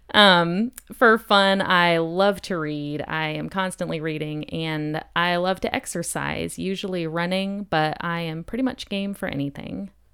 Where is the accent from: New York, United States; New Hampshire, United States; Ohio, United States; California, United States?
New Hampshire, United States; also born or lived in Germany / Japan; I was born in Germany, but raised in New Hampshire